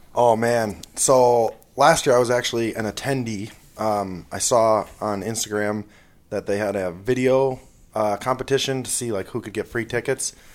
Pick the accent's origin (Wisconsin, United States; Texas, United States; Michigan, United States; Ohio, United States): Wisconsin, United States; Rhinelander; I'm from Rhinelander, Wisconsin.